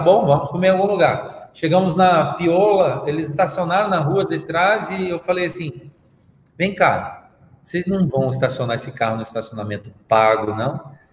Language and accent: Portuguese; Brazil; eu sou brasileiro